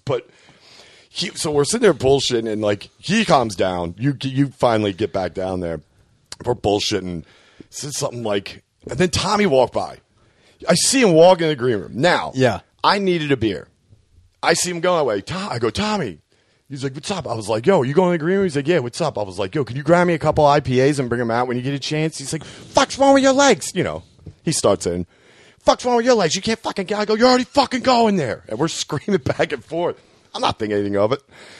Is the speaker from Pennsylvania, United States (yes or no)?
yes; Philadelphia, Pennsylvania, United States